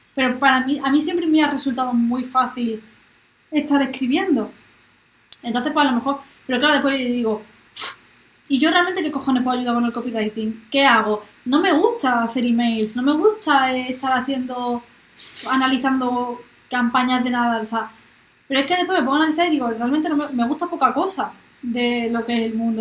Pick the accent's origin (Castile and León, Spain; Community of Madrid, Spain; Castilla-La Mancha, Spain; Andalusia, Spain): Andalusia, Spain; Marbella; yo soy de Marbella